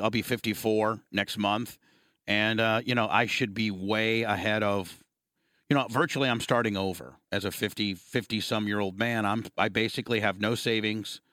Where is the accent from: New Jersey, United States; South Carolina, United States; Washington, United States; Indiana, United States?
Indiana, United States; Warsaw; moved away; growing up in Warsaw, Indiana